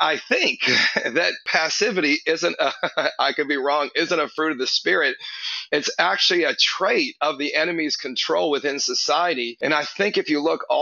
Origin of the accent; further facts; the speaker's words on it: Canada; now in Houston, United States; I'm Canadian originally, so Canadians are passive